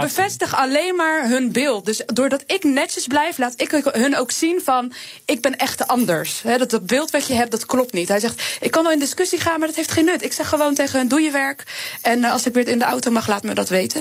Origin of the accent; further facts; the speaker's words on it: Rotterdam, South Holland, Netherlands; Ik kom ook uit Rotterdam.